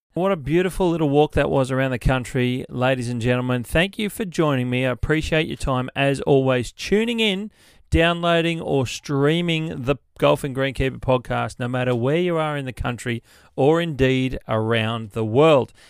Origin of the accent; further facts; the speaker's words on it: New South Wales, Australia; my home state of New South Wales